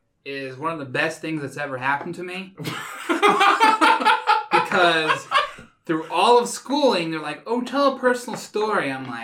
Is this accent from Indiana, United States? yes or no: yes; Bloomfield, Indiana, United States; So I grew up in Bloomfield.